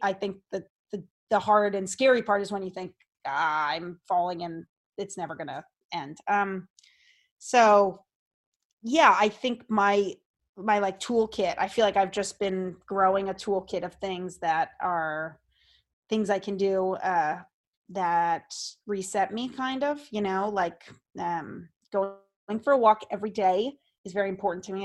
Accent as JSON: {"language": "English", "town": "Seekonk", "region": "Massachusetts", "country": "United States", "tie": "born or raised there", "said": "I grew up in Seekonk, Massachusetts, which is like, um, closer to Rhode Island than Boston."}